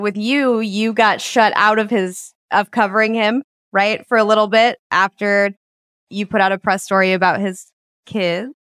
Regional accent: Nevada, United States; And I know for me personally, growing up in Nevada, you don't have a lot of celebrities.

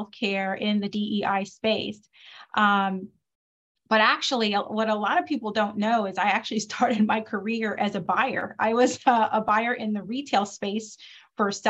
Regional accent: Detroit, Michigan, United States; I grew up in Detroit, Michigan

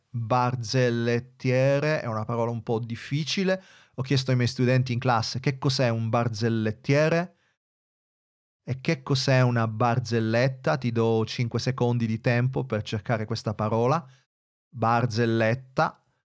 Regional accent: Italy

